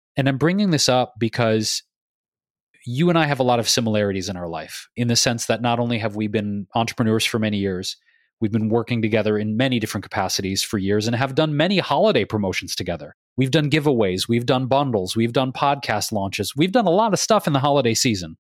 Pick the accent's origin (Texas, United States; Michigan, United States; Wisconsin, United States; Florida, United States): Michigan, United States; Detroit; also born or lived in Chicago / New York; now in California, United States; growing up in Michigan, in Detroit